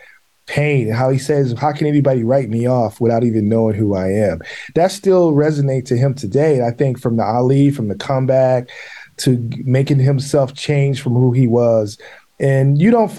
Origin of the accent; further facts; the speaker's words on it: Milwaukee, Wisconsin, United States; I'm from Milwaukee